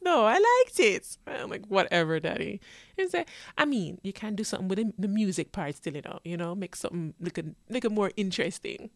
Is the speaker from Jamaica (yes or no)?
yes; Jamaica; also born or lived in New York, United States; now in Florida, United States; I was born in New York, but I went to Jamaica to live and now I live in Florida.